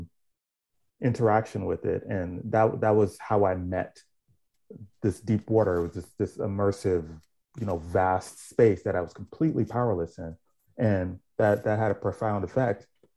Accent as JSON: {"language": "English", "town": "Miami", "region": "Florida", "country": "United States", "tie": "born or raised there", "said": "I grew up in Miami, Florida."}